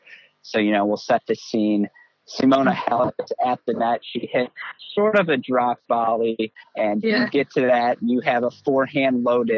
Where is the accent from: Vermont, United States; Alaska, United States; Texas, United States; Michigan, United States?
Michigan, United States; I grew up in Michigan, which, you know, Michigan's kind of similar to Chicago.